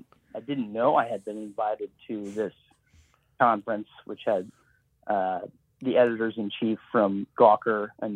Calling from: Los Angeles, California, United States; I'm calling from Los Angeles.

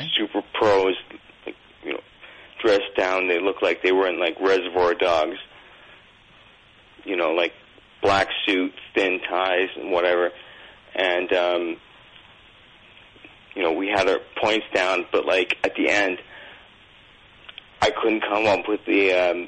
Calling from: Toronto, Ontario, Canada; I'm calling from Toronto.

